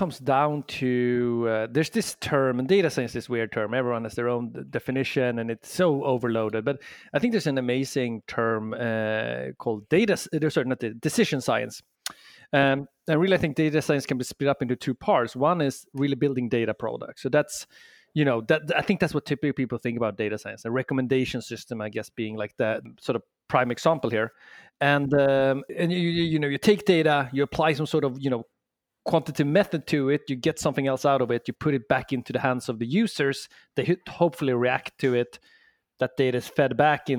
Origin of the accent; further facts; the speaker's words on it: Sweden; accent: Swedish; English is a second language; moved away as an adult; now in San Francisco, United States; I'm from Sweden originally, hence the accent, but I've been in the San Francisco and the Bay Area now for 7 years.